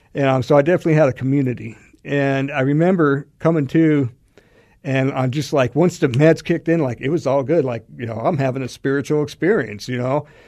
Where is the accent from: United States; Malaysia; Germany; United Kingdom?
United States; Alaska; moved away as an adult; now in Arizona, United States; I'm from Alaska